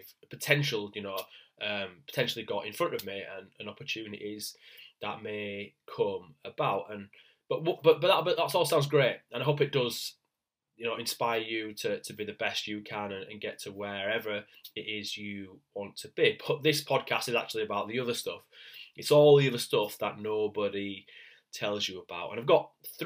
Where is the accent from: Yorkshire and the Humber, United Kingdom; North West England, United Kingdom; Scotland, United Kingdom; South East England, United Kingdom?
Yorkshire and the Humber, United Kingdom; Leeds; I'm from Leeds in the north of England.